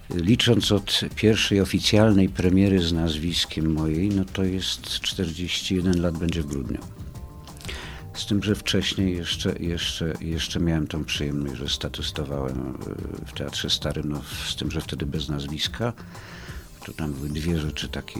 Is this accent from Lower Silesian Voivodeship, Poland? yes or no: no; Kraków, Lesser Poland, Poland; moved away as an adult; also born or lived in Rzeszów; Ja jestem z Krakowa od urodzenia do powiedzmy lat 2011